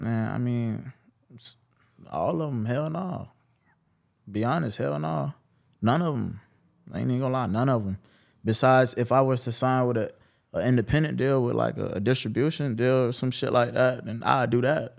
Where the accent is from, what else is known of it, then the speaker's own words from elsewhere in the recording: Jacksonville, Florida, United States; I'm from Hill, Jacksonville, Westside. Um, okay. You know, born and raised